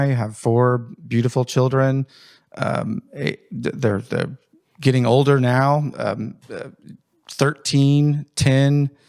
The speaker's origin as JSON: {"language": "English", "region": "Indiana", "country": "United States", "tie": "born or raised there", "said": "Growing up in Jennings County, had a normal childhood, sports, activities, school, played sports throughout school, have a sister."}